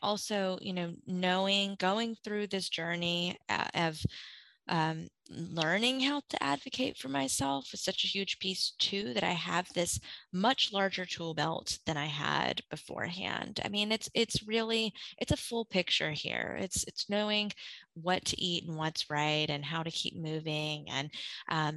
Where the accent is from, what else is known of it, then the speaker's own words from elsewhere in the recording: Gulf Coast of Mississippi, United States; moved away; I grew up on the Gulf Coast of Mississippi, and I'm a Katrina refugee. And I went through that at 11.